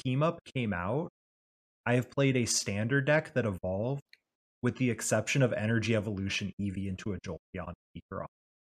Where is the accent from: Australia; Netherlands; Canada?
Australia; Bro, I'm Aussie